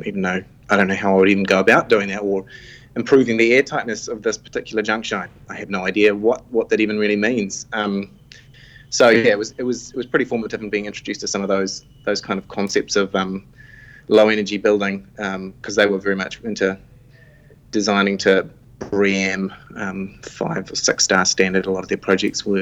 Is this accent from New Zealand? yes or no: yes; Paeroa, Waikato, New Zealand; moved away as an adult; also born or lived in Auckland; I grew up in the Waikato, so in Pairoa